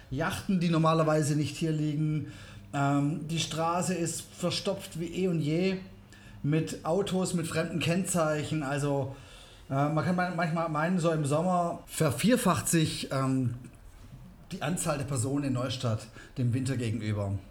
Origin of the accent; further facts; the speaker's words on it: South Africa; born there; also ich bin in Südafrika geboren, meine Eltern waren auch immer schon gerne am Reisen.